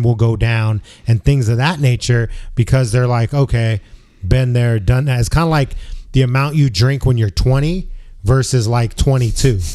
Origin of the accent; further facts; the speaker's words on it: San Francisco, California, United States; me growing up in San Francisco, which is a very sex positive city